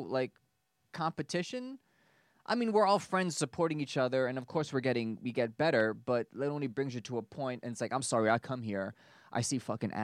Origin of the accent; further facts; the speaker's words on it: United States; moved away as an adult; also born or lived in Germany; I'm American